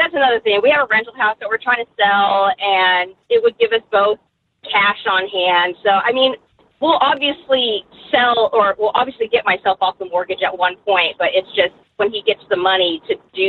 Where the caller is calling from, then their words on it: Kansas City, United States; Kansas City.